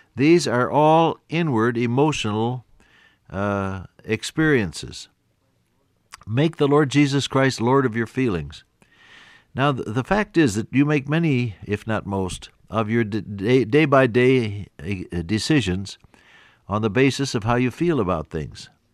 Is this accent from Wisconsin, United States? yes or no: no; Ohio, United States; moved away; When I was a little boy growing up on the Ohio farm, living with my aunt and uncle